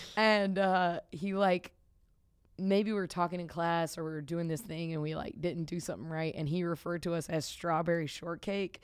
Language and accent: English; the South, United States; moved away as an adult; now in Chicago, United States; I grew up in the South